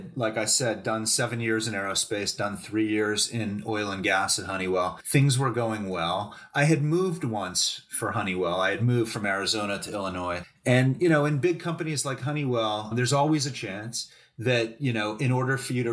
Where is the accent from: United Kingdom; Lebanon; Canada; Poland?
Canada; moved away as an adult; also born or lived in New York; as a Canadian guy going to New York for this big job